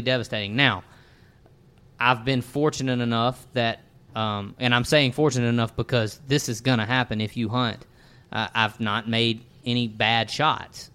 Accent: Natchez, Mississippi, United States; in my little neck of the woods growing up in Natchez, Mississippi

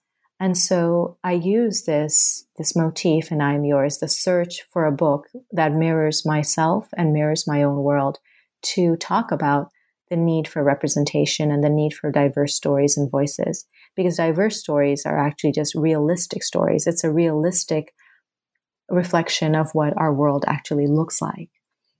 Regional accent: Thailand; moved away as an adult; also born or lived in Bangladesh; now in United States; Well, so I'm from Bangladesh and I was born there and I was raised in Thailand. And then I immigrated to the States when I was 18.

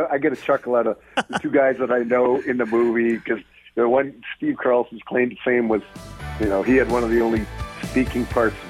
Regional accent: Western Canada, Canada; I grew up in the Western Canada area, and you got, you know, Montreal Canadiens and Toronto Maple Leafs.

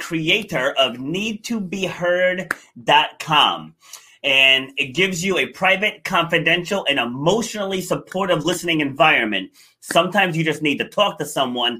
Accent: New York City, New York, United States; I was actually born in Far Rockaway

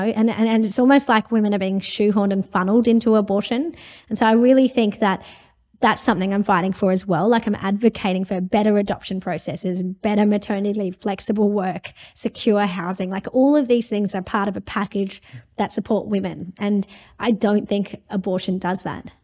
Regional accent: India; now in Australia; I'm from India originally

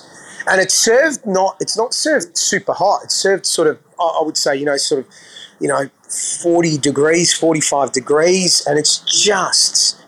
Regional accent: Australia; there's something special about the being an Aussie boy, because we're taught to be open-minded, you know, because we're so multicultural here.

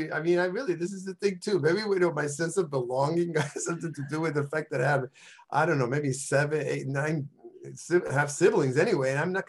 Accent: Calle, Puerto Rico; born there; Well, I was born in Calle, Puerto Rico, which is one of the 78 towns in Puerto Rico and sort of the central part of the island.

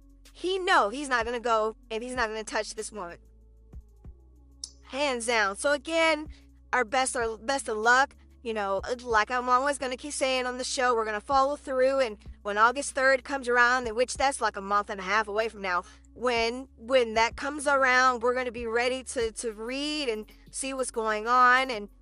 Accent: New York, United States; Growing up in the late 70s and early 80s in Harlem, it was violent-ridden, drug-infested, and I live smack dab in the middle of it.

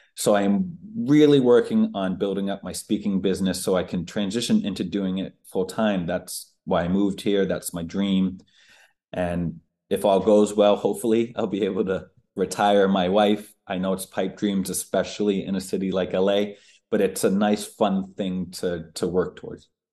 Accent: United States; also born or lived in Boston, Massachusetts / Maine; now in Los Angeles, United States; I was born in Boston, and I grew up outside of Boston and in Maine.

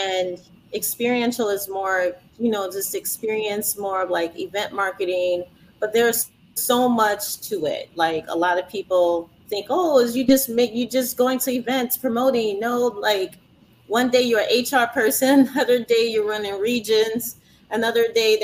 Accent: Louisiana, United States; I was born here. I was born and raised in Louisiana

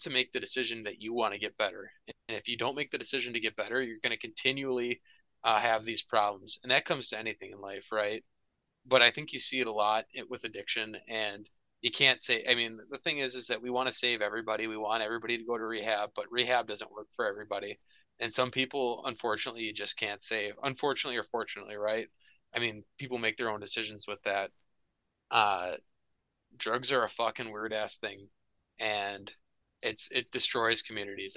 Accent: Minnesota, United States; hockey in Minnesota growing up

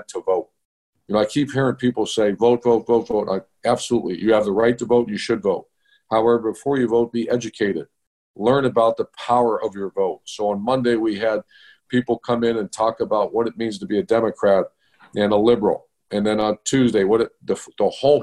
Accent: East Cleveland, Ohio, United States; I grew up in East of Cleveland

